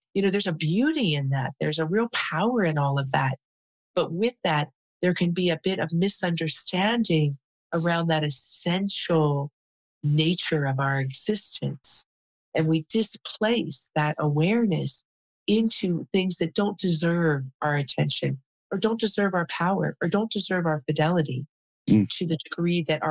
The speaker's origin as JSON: {"language": "English", "town": "Cincinnati", "region": "Ohio", "country": "United States", "tie": "born or raised there", "also_born_or_lived": "California", "moved": "yes", "said": "I grew up in Cincinnati, Ohio."}